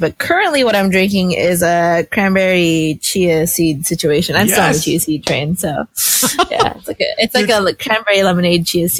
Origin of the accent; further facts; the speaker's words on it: Northern California, United States; I'm from NorCal-ish. Like, I went to undergrad there, so I have a lot of kind of connections up there